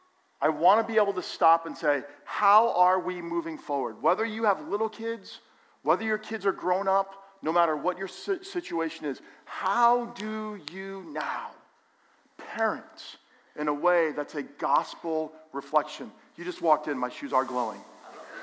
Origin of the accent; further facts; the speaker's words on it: Allendale, New Jersey, United States; Growing up in Allendale, I had so many Jewish friends